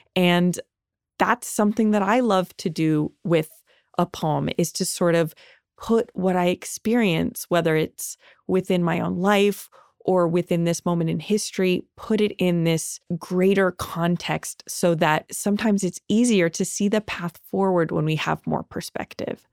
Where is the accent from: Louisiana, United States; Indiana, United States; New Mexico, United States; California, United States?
California, United States; Los Angeles; I grew up here in Los Angeles